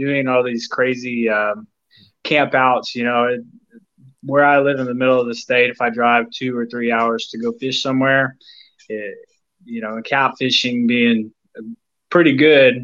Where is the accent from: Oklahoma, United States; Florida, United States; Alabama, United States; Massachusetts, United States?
Oklahoma, United States; Edmond; I'm from Edmond, Oklahoma, which is it's just north of Oklahoma City